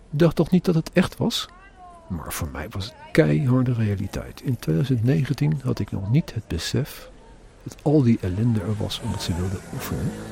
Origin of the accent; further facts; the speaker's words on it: Netherlands; als Nederlander